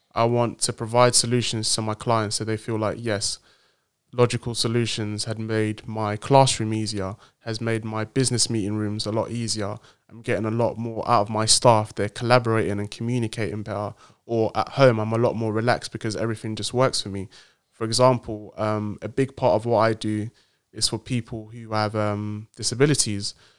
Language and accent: English; Nigeria; also born or lived in Cambridge, United Kingdom; now in London, United Kingdom; I'm a proud Nigerian man living in in the in the UK in London